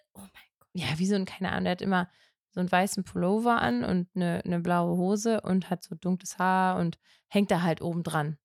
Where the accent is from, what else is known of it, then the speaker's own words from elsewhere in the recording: North Rhine-Westphalia, Germany; Also für mich als Ostwestfälin